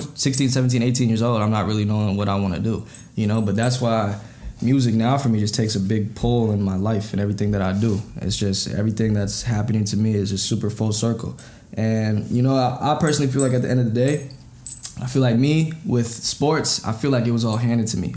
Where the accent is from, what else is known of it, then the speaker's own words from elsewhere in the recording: Apple Valley, Minnesota, United States; also born or lived in Burnsville, Minnesota; I was born in Burnsville, um, but I went to uh, Eastview High School and I lived in Apple Valley